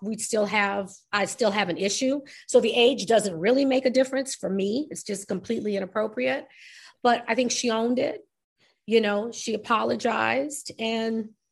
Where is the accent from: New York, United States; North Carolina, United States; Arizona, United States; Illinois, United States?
New York, United States; I'm New York